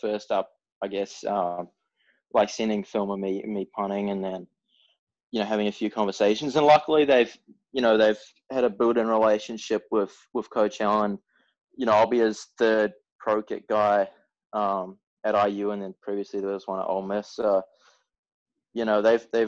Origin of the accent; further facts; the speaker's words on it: Auckland, New Zealand; moved away as an adult; also born or lived in Melbourne, Australia; I grew up in Auckland, New Zealand, mostly playing like rugby union and a few other sports